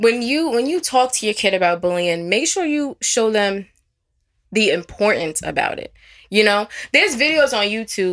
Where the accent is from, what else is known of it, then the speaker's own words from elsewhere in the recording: Wyandanch, New York, United States; I grew up in Wyandanch, New York